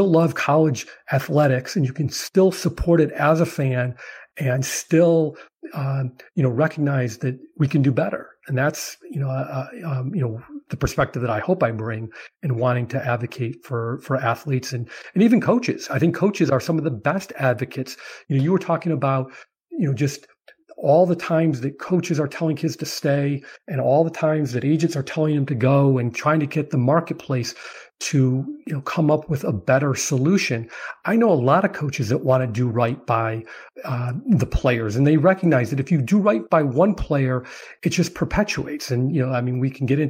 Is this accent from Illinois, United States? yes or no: yes; Chicago, Illinois, United States; I'm from Chicago